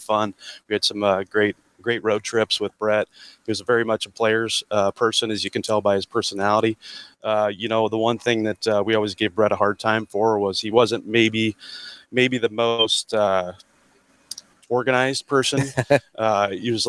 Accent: Lexington, Nebraska, United States; now in Omaha, United States; I grew up out in Western Nebraska, and my dad was actually a high school golf coach out there in Lexington

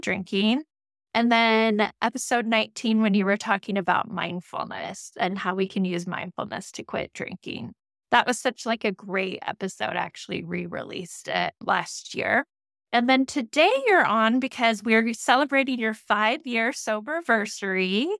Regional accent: Moscow, Idaho, United States; growing up in Moscow, Idaho

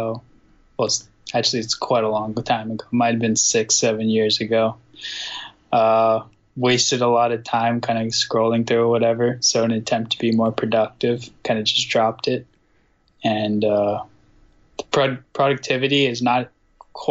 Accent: Palo Alto, California, United States; also born or lived in Boston, Massachusetts; I was born in Boston, and well, my dad was in school and become a Red Sox fan. But I was two when I moved to Palo Alto in California

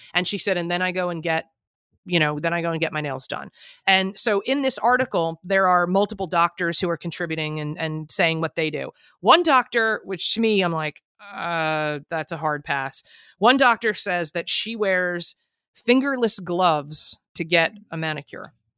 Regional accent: New Jersey, United States; I'm from Jersey

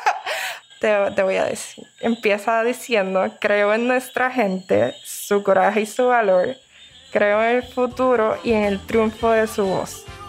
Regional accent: Barceloneta, Puerto Rico; Soy natural de Barceloneta, Puerto Rico.

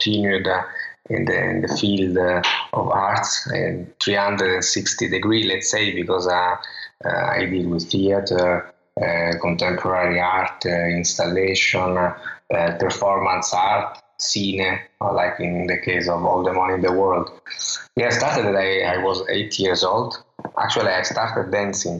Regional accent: Calabria, Italy; English is a second language; Sicily and Calabria, where I come from

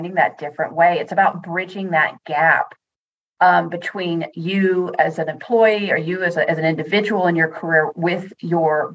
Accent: United States; accent: American; moved away as an adult; also born or lived in Netherlands; now in Northampton, United Kingdom; I am American, but I actually live in Northampton in the UK

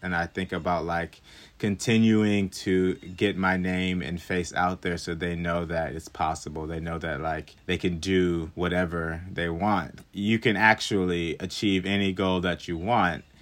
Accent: Hockley, Texas, United States; moved away as an adult; also born or lived in Webster Conservatory (college); now in New York City, United States; I'm originally from Houston, Texas. Um, I say Houston, Texas, but it's actually a little town right outside of Houston, Texas called Hockley. So I grew up on a ranch.

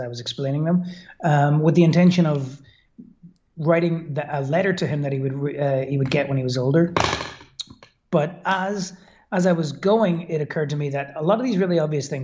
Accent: Belfast, Northern Ireland, United Kingdom; moved away as an adult; also born or lived in Brooklyn, New York; now in Belfast, United Kingdom; I was brought up in Belfast in Northern Ireland.

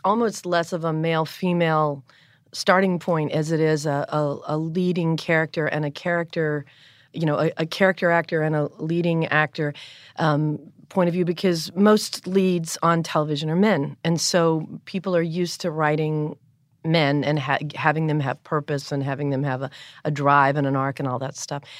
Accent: North Carolina, United States; I'm from the South. I'm from North Carolina.

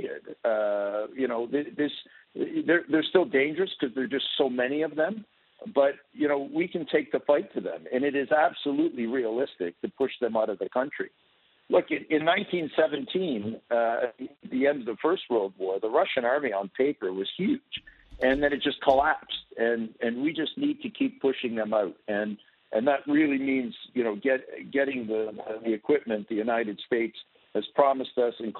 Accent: Toronto, Ontario, Canada; I was born in Canada. I grew up in Toronto

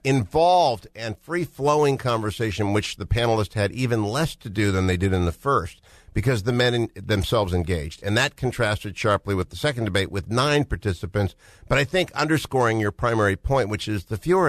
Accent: Cleveland, Ohio, United States; I'm from Cleveland, so I've actually grown up with boos.

